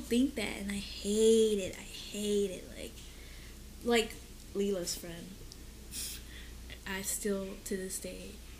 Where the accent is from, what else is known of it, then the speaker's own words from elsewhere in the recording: United States; I'm from America.